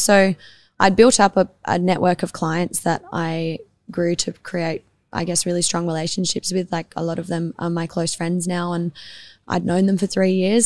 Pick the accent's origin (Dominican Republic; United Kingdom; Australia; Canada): Australia; Adelaide, South Australia; also born or lived in Tranmere; I grew up in the East Side, like on Glenburn Road, just between McGill and the parade. So I've been local to this area my whole life